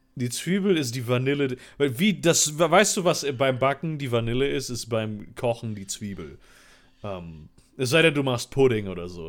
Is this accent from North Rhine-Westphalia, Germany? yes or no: yes; Cologne, North Rhine-Westphalia, Germany; Ich bin ja in Köln geboren.